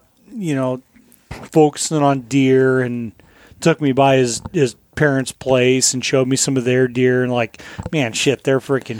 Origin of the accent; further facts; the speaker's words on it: Colorado, United States; moved away; where I grew up in Colorado